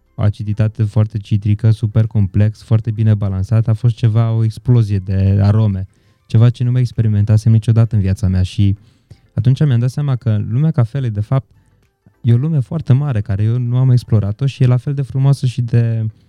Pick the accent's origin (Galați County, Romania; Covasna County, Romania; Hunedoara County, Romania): Covasna County, Romania; Întorsura Buzăului; moved away; also born or lived in Brașov; Eu și Petru suntem de la întorsura Buzăului amândoi